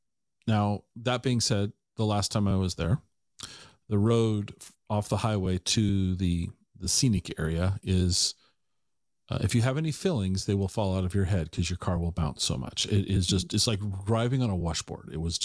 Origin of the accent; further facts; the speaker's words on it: Tacoma, Washington, United States; now in Wenatchee, United States; I grew up in Tacoma.